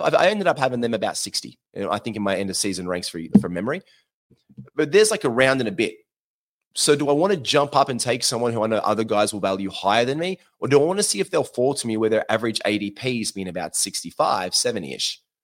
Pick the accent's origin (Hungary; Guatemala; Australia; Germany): Australia; Queensland; accent: Australian; now in Sydney, Australia; I'm from Queensland